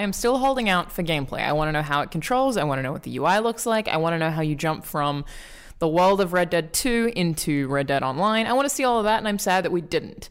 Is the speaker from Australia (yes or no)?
yes; Australia; as an Australian